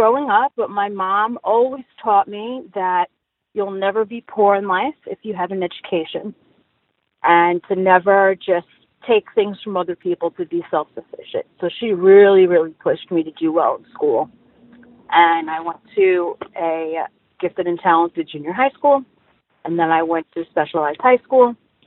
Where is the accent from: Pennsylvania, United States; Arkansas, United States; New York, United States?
New York, United States; New York City; I was raised in Brooklyn, in Bensonhurst